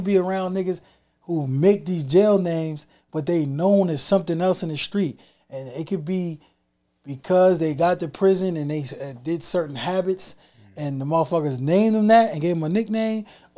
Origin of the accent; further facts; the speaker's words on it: New York City, New York, United States; I love my borough, nigga. Like, yeah. I'm on Queens time